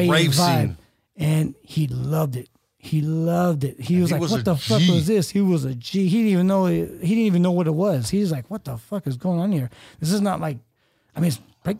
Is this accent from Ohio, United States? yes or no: no; Empire, California, United States; also born or lived in Modesto; We're just homies from the Empire Hood, and we grew up